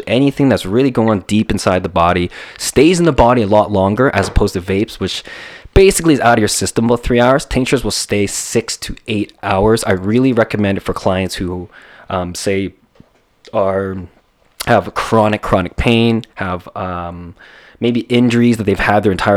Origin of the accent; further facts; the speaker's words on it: Calgary, Alberta, Canada; moved away as an adult; also born or lived in Toronto; now in Calgary, Canada; born and raised in Calgary